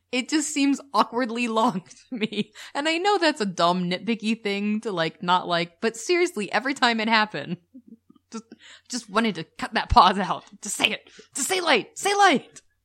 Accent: United States; We're the American couple

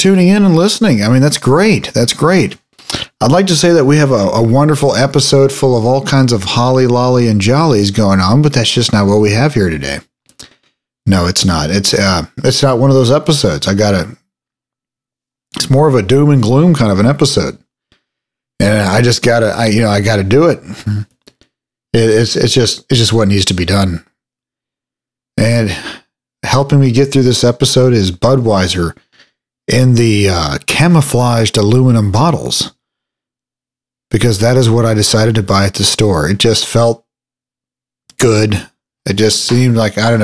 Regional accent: Texas, United States; my hometown

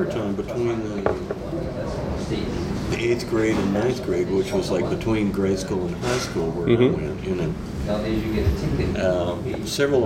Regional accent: Bloomington, Illinois, United States; moved away; also born or lived in Cincinnati; I grew up in the country in Illinois

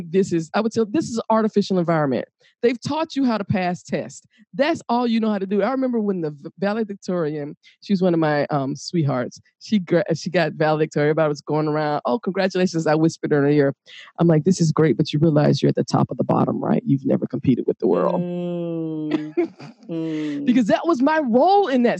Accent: Atlanta, Georgia, United States; moved away; also born or lived in Chicago, Illinois; I am from Atlanta, Georgia, and I also lived in Chicago

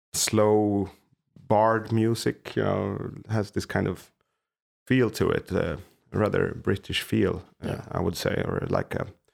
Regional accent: Haninge, Stockholm County, Sweden; one of the songs that got mentioned where I was growing up in Haninge.

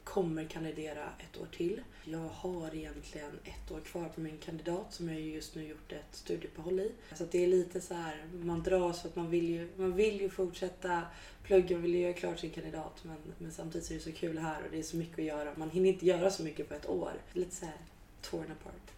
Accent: Stockholm, Stockholm County, Sweden; moved away as an adult; now in Gotland, Sweden; Jag är stockholmare, born and raised

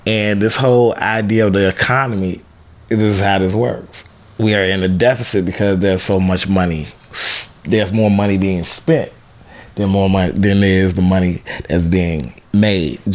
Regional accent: Chicago, Illinois, United States; I am from Chicago, Illinois

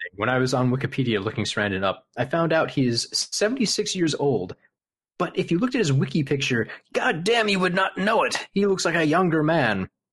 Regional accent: Midwest, United States; I'm from the Midwest

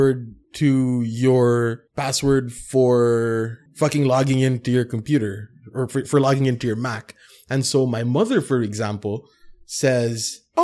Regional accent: Philippines; we're in Filipino culture and it's very hierarchical

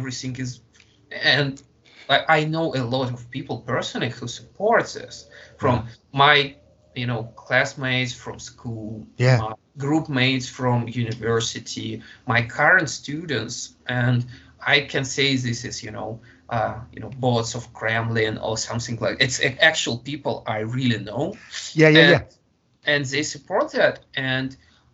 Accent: Russia; moved away as an adult; I was born in Russia. Yeah. I was raised in Russia. I graduated from school, from university. Yeah. I got married. I had my own child there.

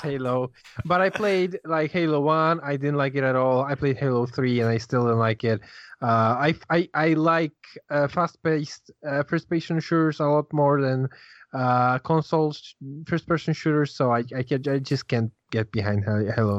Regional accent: Poland; I'm Polish.

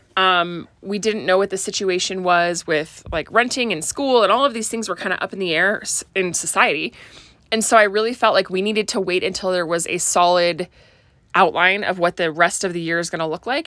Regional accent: Oregon, United States; moved away; I grew up in Oregon

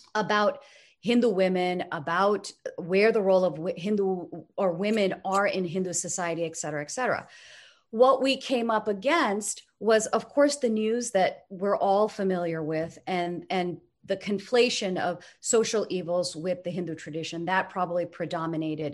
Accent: United States; I grew up here in the United States

